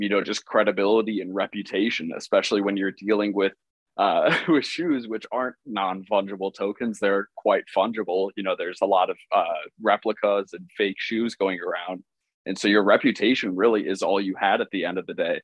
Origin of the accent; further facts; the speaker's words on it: Chicago, Illinois, United States; I was being from Chicago